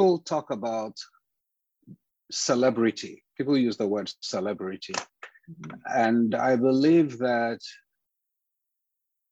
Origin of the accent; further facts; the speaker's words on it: Ghana; moved away as an adult; now in United States; I am Ghanaian by birth. I studied music in Ghana, with my father being my first music teacher